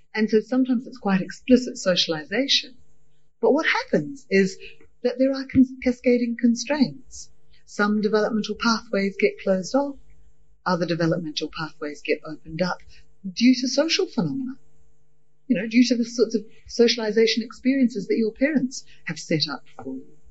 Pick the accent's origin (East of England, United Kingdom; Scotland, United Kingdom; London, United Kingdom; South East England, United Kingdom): Scotland, United Kingdom; also born or lived in New Zealand; now in Australia; I was raised initially in Scottish culture